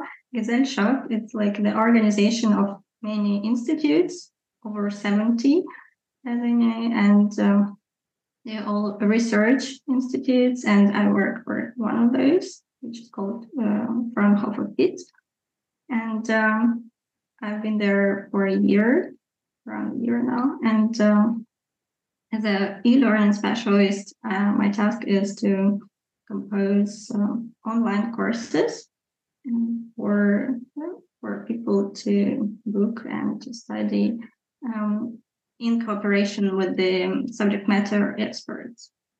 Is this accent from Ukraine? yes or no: yes; Luhansk, Luhansk Oblast, Ukraine; And it was just a typical, I guess, region of Ukraine.